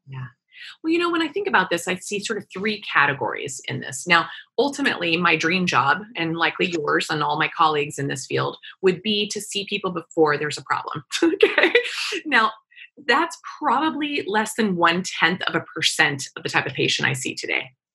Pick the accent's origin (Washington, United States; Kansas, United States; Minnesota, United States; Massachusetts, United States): Kansas, United States; Wichita; I grew up in Wichita, Kansas